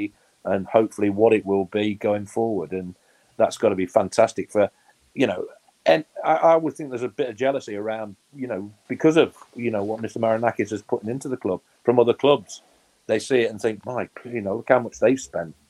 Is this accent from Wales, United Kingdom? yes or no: no; Nottingham, East Midlands, United Kingdom; born and bred in Nottingham and play for your hometown teams